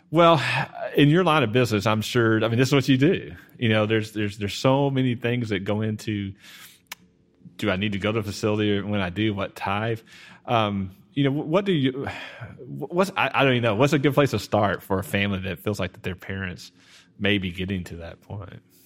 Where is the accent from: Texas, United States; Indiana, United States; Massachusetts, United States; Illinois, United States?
Texas, United States; Garland; now in Sachse, United States; I grew up in Garland